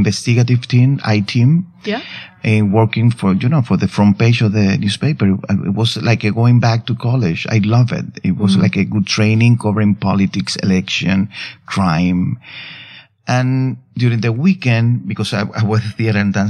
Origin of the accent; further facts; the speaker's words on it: Cuba; English is a second language; now in New York, United States; I grew up in Cuba